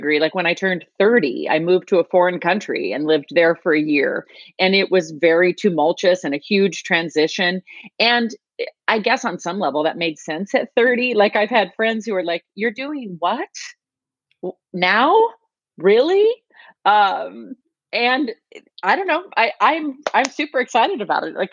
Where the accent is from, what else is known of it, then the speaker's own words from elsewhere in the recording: United States; moved away as an adult; now in North Carolina, United States; grew up, was born and raised in Washington as well.